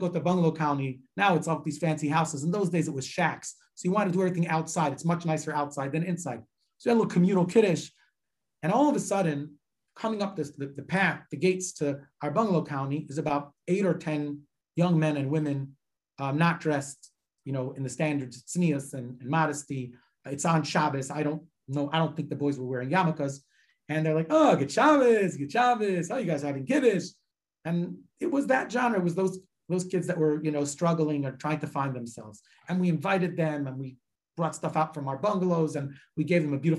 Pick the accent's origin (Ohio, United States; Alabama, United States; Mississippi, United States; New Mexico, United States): Ohio, United States; Cleveland; moved away; I'm from Cleveland originally